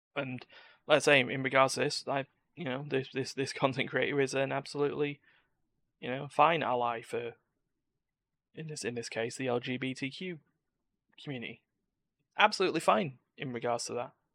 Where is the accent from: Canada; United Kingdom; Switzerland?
United Kingdom; I'm British